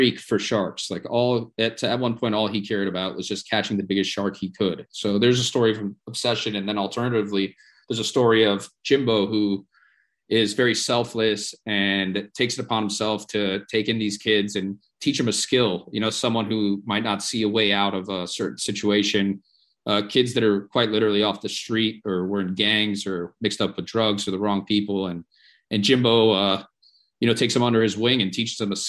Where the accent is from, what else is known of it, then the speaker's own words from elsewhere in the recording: Miami Beach, Florida, United States; I was born and raised in Miami Beach